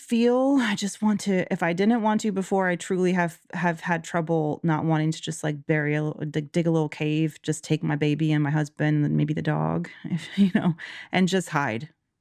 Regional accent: Georgia, United States; Georgia, amazing. I'm so proud of my home state.

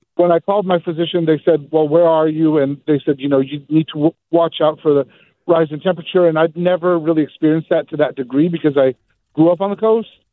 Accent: Seaside, California, United States; I'm born and raised in Seaside, California

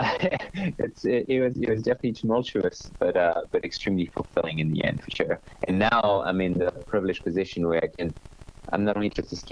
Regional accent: Normandy, France; I was born in Normandy

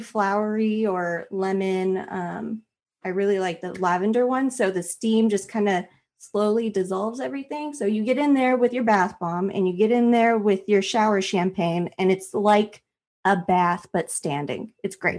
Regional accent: Nevada, United States; moved away; Nevada 'cause that's my home state

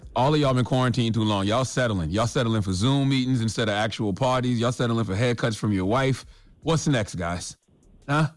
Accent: South Carolina, United States; I'm from South Carolina too

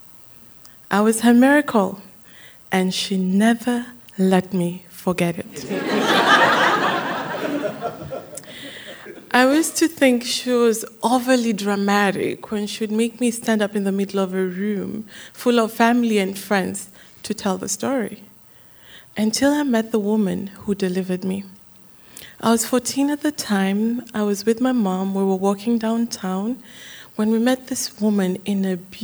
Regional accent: Kenya; Growing up in Kenya, I had the story of my birth many, many, many times

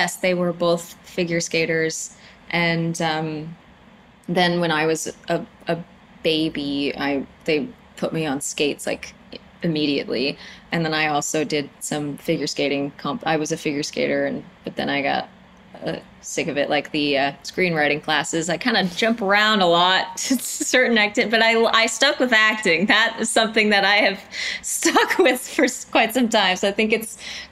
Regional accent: The Colony, Texas, United States; my childhood was spent in Dallas. We lived in a suburban town outside of Dallas called The Colony

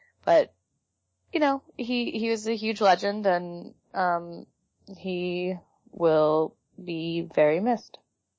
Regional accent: Champaign, Illinois, United States; he's from my hometown of Champaign, Urbana, Illinois.

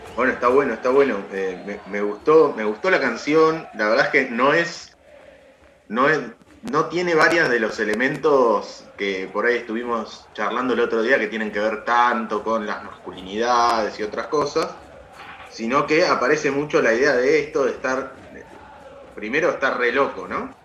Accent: La Plata, Buenos Aires Province, Argentina; yo soy de La Plata, la bombonera no me queda tan lejos

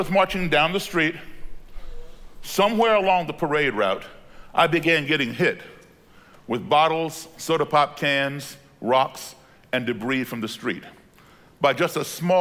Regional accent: Belmont, Massachusetts, United States; also born or lived in Chicago, Illinois; At the age of 10 in 1968, my parents had moved to Belmont, Massachusetts, a suburb of Boston

